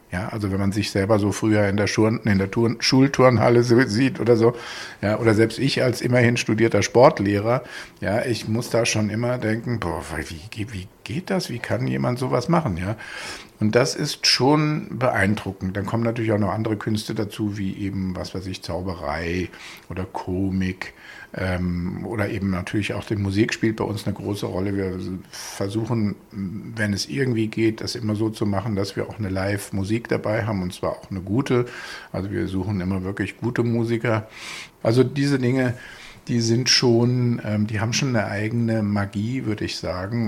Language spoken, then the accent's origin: German; Bad Homburg, Hesse, Germany; in meiner Heimatstadt ihr Büro, nämlich in Bad Homburg